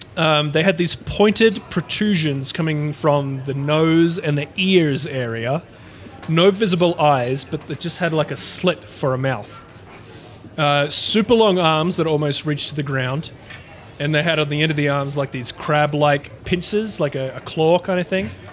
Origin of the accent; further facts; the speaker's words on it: Australia; accent: Aussie; my Aussie accent